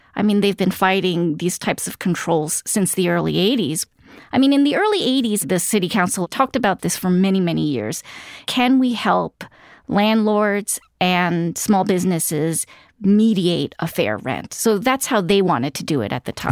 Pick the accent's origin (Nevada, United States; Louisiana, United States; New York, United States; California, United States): New York, United States; New York City; I grew up in Queens